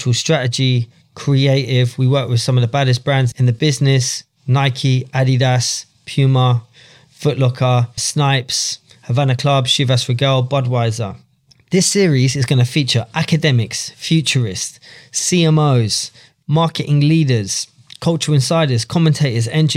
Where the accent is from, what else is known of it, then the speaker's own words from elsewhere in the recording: London, United Kingdom; I grew up in London, in and around the grime scene